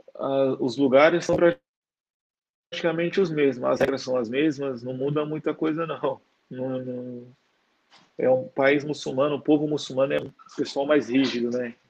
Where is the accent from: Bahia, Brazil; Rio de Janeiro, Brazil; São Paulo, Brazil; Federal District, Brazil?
São Paulo, Brazil; moved away as an adult; also born or lived in Santa Catarina; now in Kuala Lumpur, Malaysia; eu nasci em São Paulo